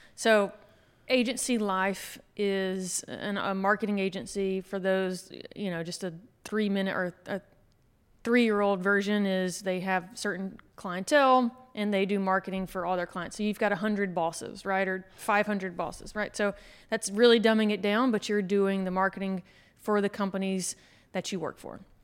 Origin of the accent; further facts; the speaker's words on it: Anniston, Alabama, United States; moved away as an adult; now in Fort Lauderdale, United States; I grew up in Anniston, okay. so not too far from here